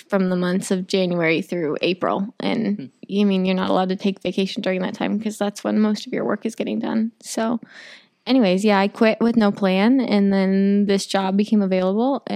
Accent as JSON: {"language": "English", "town": "Nappanee", "region": "Indiana", "country": "United States", "tie": "born or raised there", "also_born_or_lived": "Winona Lake, Indiana", "moved": "as an adult", "lives_now": "Columbia City, United States", "said": "I'm from Napanee, Indiana. I went to high school at Northwood"}